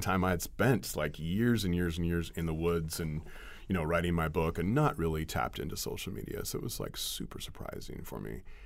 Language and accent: English; Ukiah, California, United States; Ukiah Daily Journal, you know, my hometown